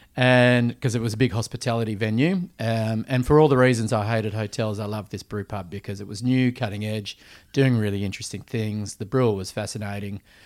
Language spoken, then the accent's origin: English; Perth, Western Australia, Australia; also born or lived in Vancouver, Canada; someone that always loved hospitality growing up in Perth